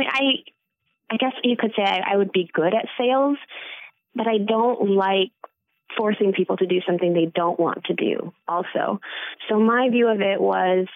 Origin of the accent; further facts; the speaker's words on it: Battle Creek, Michigan, United States; now in Kalamazoo, United States; I grew up in Battle Creek